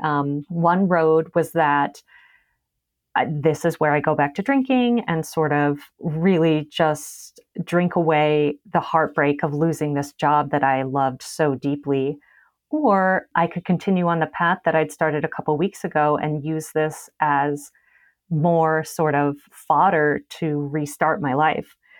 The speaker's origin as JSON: {"language": "English", "town": "Las Vegas", "region": "Nevada", "country": "United States", "also_born_or_lived": "Chicago", "moved": "yes", "said": "I'm from Vegas"}